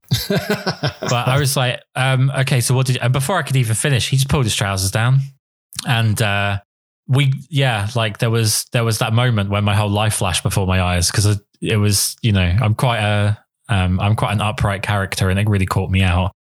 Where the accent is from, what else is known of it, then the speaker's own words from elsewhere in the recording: England, United Kingdom; I'm English